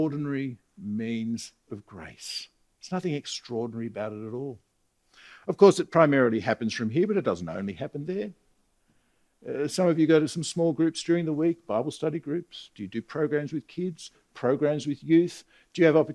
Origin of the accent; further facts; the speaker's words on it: Australia; I'm an Australian